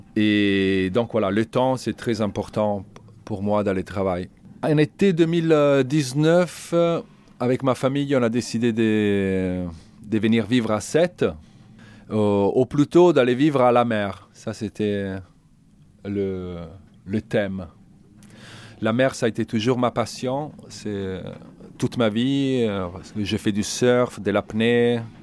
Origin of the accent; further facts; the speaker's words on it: Italy; French is a second language; moved away as an adult; also born or lived in Toulouse; je suis italien